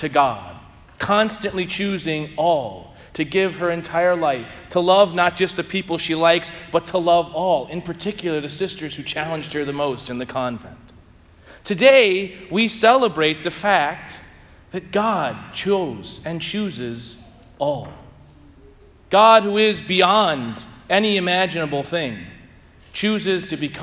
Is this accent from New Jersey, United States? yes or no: no; St. Louis, Missouri, United States; moved away as an adult; now in Southern Indiana, United States; I'm from St. Louis, Missouri.